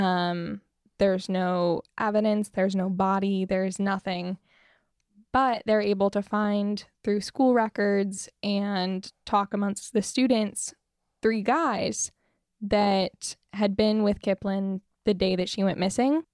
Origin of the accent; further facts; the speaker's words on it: Fruita, Colorado, United States; also born or lived in Grand Junction, Colorado; I'm from Fruta, Colorado